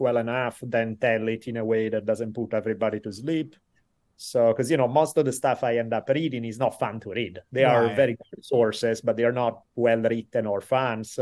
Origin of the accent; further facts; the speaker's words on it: Italy; moved away as an adult; now in California, United States; So I moved from Italy when I was 18, started studying for university. I lived here ever since in California